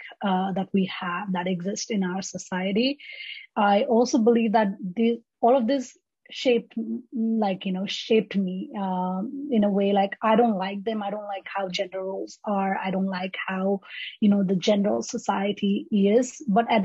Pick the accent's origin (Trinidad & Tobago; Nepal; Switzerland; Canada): Nepal; now in United States; Because I came to the US from Nepal, right? So things are so different.